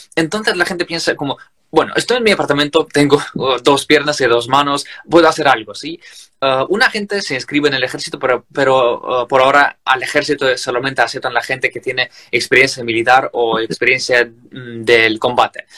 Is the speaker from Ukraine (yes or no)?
yes; Crimea, Ukraine; Spanish is a second language; now in Kyiv, Ukraine; yo personalmente soy de Crimea, de la parte sur de Ucrania, que ya está ocupada desde 2014, y yo una vez ya perdí como mi patria, mi ciudad, mi casa